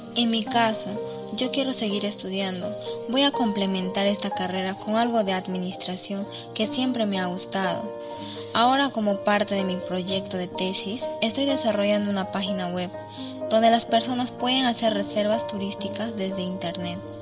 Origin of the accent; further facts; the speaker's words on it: Boquerón, Ucayali, Peru; Soy de Boquerón, provincia de Padre Abad de Ucayali